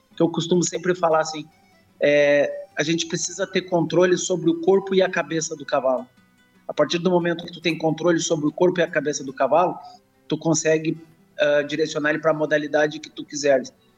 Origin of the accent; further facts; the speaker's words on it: Rio Grande do Sul, Brazil; eu sou oriundo do campo, sou, sou gaúcho, uh, sou oriundo do campo.